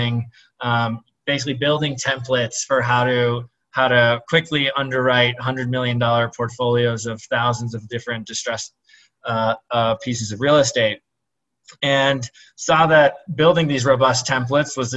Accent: Minnesota, United States; I grew up in Minnesota to 2 Lebanese immigrant parents

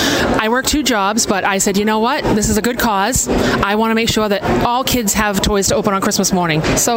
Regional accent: Taunton, Massachusetts, United States

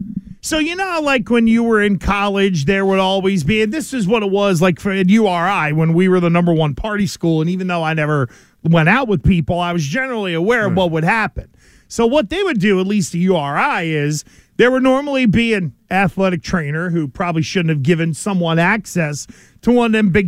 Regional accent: Pennsylvania, United States; back in the day when I grew up in Western Pennsylvania

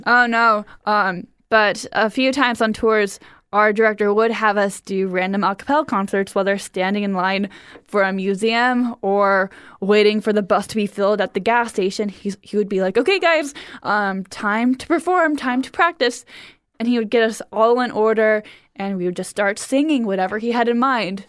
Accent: Cleveland, Ohio, United States; moved away; I grew up in Cleveland, Ohio.

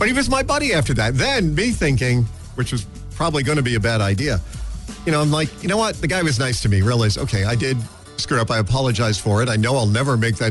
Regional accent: Drums, Pennsylvania, United States; I'm from Drums

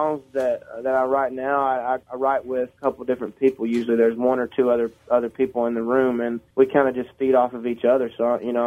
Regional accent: Sneedville, Tennessee, United States; also born or lived in Knoxville, Tennessee; I was born in Sneedsville, Tennessee, and moved to Knoxville going into high school. So I consider Knoxville, Tennessee, my hometown

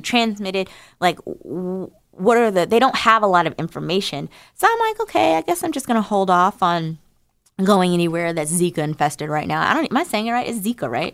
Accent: New Jersey, United States; I'm from New Jersey. I'm a hundred percent American Negro.

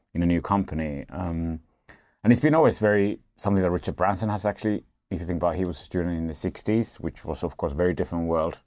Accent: Finland; I'm from Finland

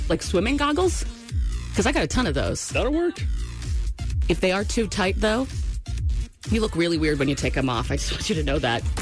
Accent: Maine, United States; moved away; also born or lived in Washington State / Seattle / Georgia; I'm from Maine

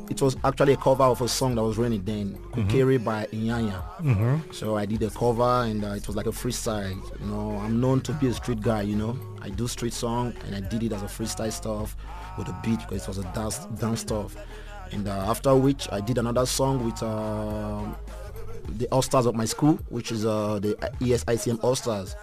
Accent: Benin City, Edo, Nigeria; moved away as an adult; also born or lived in Abuja; now in South Africa; I was born in Benin City. I grew up there

